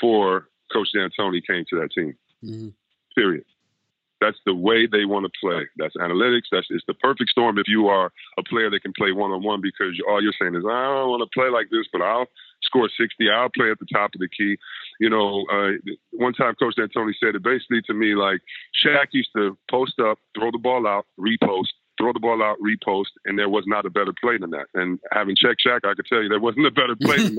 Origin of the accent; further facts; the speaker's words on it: Detroit, Michigan, United States; I'm from a small market, or I'm from Detroit